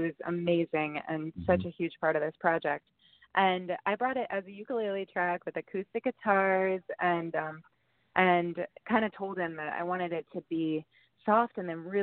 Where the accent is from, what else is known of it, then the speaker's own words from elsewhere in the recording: New York, United States; moved away as an adult; also born or lived in Spain; now in Los Angeles, United States; I grew up and lived in New York basically my whole life and in Spain